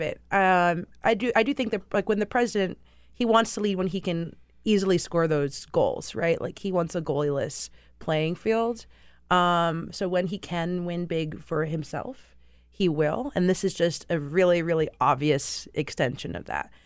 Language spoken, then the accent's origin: English; United States; I'm American too, but dad is British, so I grew up in, like, this dual nationality household